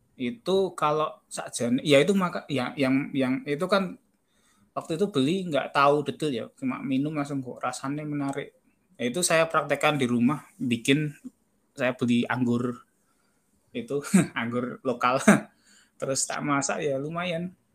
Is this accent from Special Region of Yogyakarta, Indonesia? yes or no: yes; Yogyakarta, Special Region of Yogyakarta, Indonesia; saya dari Jogja